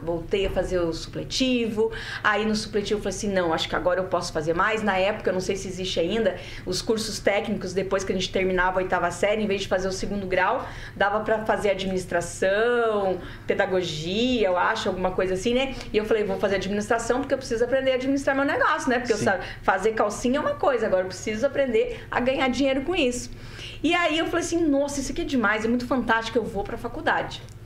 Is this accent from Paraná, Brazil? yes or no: yes; interior of Paraná, Brazil; also born or lived in Santa Catarina; eu fui adotada, né, por uma família de agricultores é, do interior do Paraná. Eu nasci em Santa Catarina